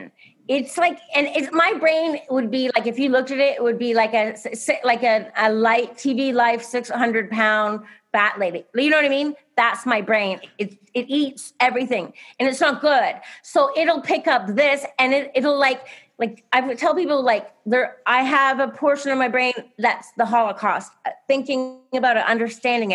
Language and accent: English; Canada; moved away; I grew up in Canada